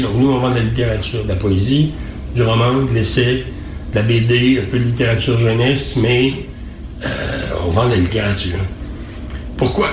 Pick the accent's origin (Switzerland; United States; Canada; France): Canada; Quebec